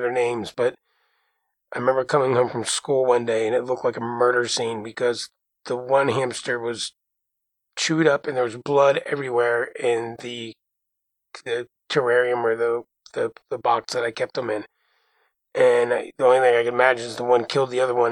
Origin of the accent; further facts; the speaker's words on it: Jersey Shore, New Jersey, United States; growing up on the Jersey Shore with a parrot